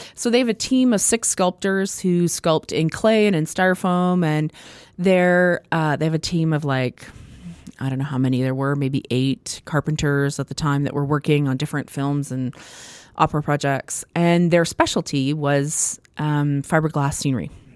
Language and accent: English; Prudhomme, Saskatchewan, Canada; also born or lived in Edmonton, Alberta / Italy; my family moved later to small town